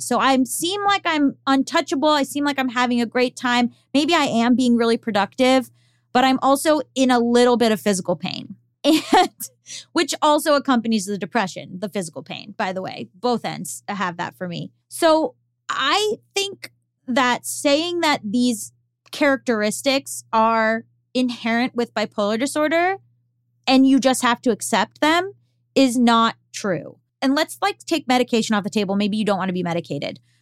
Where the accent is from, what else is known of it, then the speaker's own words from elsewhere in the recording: Florida, United States; moved away as an adult; also born or lived in Boston; I'm from Florida. And so, until for 18 years of my life, until I went to college in Boston